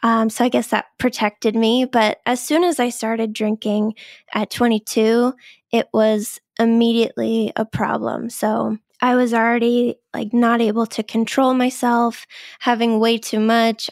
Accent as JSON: {"language": "English", "town": "Boston", "region": "Massachusetts", "country": "United States", "tie": "born or raised there", "said": "I'm from the Boston area. I've always lived here."}